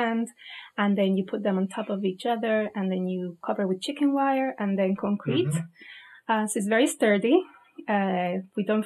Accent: Spain; moved away as an adult; I'm also from Spain

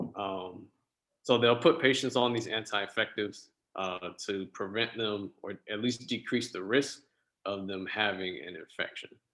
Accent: West Palm Beach, Florida, United States; I was born and raised in South Florida, uh, West Palm Beach to be exact

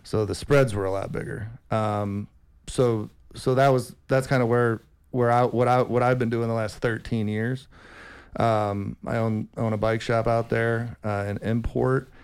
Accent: Rockford, Illinois, United States; moved away as an adult; also born or lived in San Diego, California; we grew up in Rockford, Illinois together.

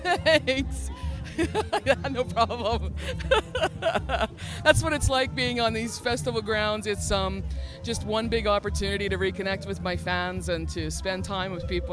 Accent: Saskatchewan, Canada; now in Alberta, Canada; I'm from Saskatchewan, actually, originally, but I live in Alberta.

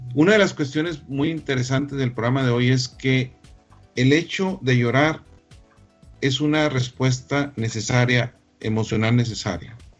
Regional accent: Chihuahua, Mexico; la capital del mundo de Alicia, Chihuahua, este, mi tierra natal

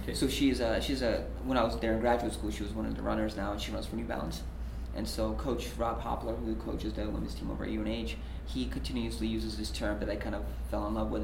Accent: Belarus; moved away; I'm originally from Belarus.

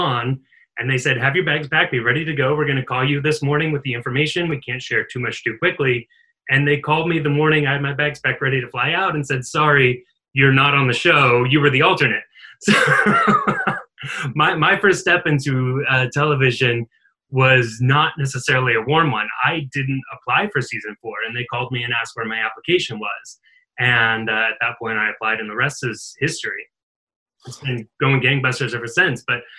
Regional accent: Eastern Oregon, United States; moved away as an adult; now in Los Angeles, United States; I grew up in Eastern Oregon, little tiny farm town, went to school at the University of Oregon, but I've been in LA for just over 10 years.

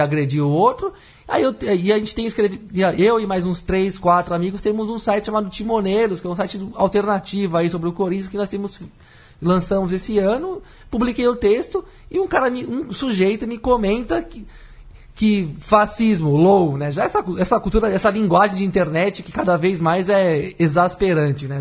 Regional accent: Brazil; Eu, como brasileiro

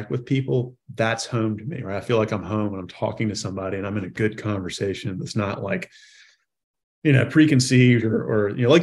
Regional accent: South Carolina, United States; as a kid growing up in South Carolina

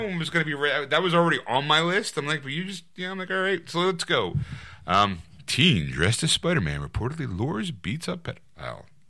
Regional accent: Philadelphia, Pennsylvania, United States; someone from, from Philadelphia

